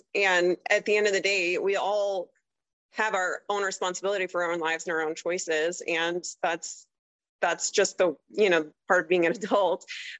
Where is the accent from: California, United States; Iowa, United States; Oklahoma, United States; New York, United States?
Oklahoma, United States; Tulsa; No, so I mostly grew up in Oklahoma, like Tulsa area. But like I said, my dad was in the Army, so I moved around a lot. Like, I literally went to 13 different schools as a kid.